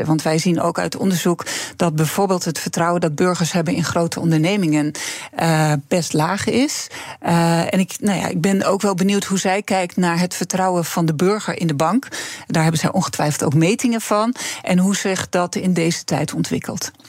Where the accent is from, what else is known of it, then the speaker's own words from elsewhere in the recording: Friesland, Netherlands; moved away as an adult; also born or lived in Groningen; ik ben in Friesland opgegroeid